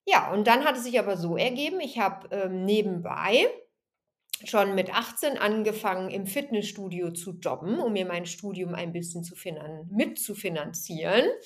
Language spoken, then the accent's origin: German; Remscheid, North Rhine-Westphalia, Germany; also born or lived in Aachen; Also, aufgewachsen bin ich in Remscheid. Also ich komme gar nicht aus dem Sauerland, sondern eher aus dem Bergischen Land. Wobei ich davor sogar in Aachen geboren bin, da kann ich mich aber nicht dran erinnern, weil ich, ähm, als ich drei Jahre alt war, sind meine Eltern nach